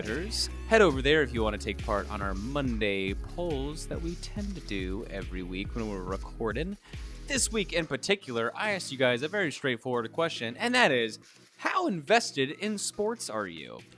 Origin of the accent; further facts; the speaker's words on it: Kentucky, United States; moved away as an adult; once I moved away from Kentucky